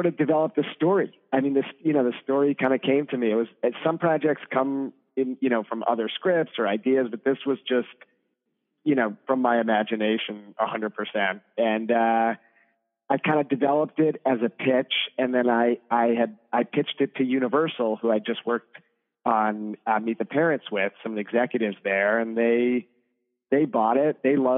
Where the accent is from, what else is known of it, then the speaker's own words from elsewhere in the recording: New York, United States; I'm a New Yorker